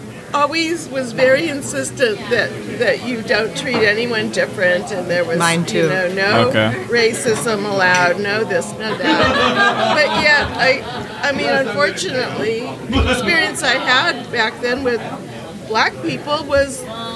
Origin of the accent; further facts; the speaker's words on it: Walnut Creek, California, United States; I grew up in Walnut Creek most of my, sexually formative years.